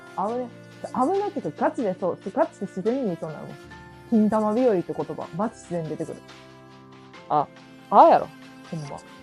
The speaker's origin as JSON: {"language": "Japanese", "region": "Mie", "country": "Japan", "accent": "Mie dialect"}